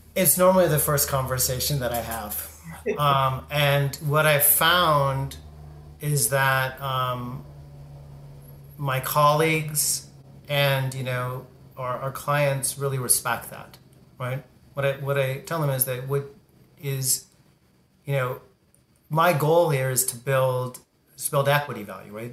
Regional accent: Southern California, United States; I grew up in Southern California

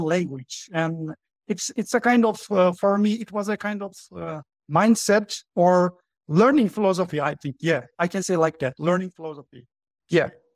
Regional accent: Turkey; English is a second language; I'm from Turkey, as you mentioned, and uh, right now I live in Turkey. I live in Ankara, the capital of Turkey

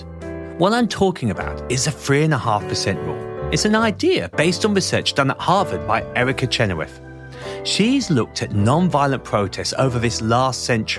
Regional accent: England, United Kingdom; I was a nerdy teenager growing up in England

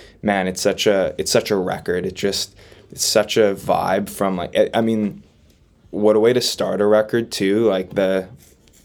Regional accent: Winnipeg, Manitoba, Canada; growing up around Winnipeg

